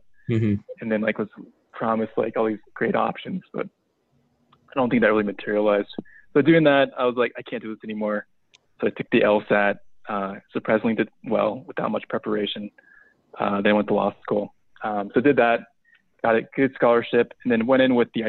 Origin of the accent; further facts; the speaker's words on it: West Coast, United States; I grew up on the West Coast